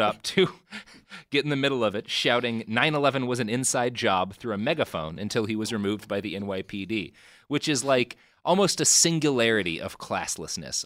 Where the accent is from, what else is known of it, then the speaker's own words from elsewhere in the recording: Texas, United States; I grew up in Texas with a very conservative family